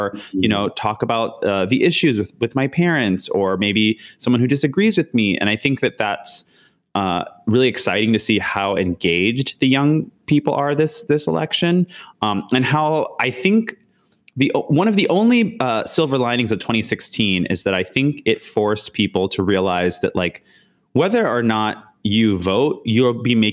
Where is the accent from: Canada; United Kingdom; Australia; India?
Canada; now in United States; being Canadian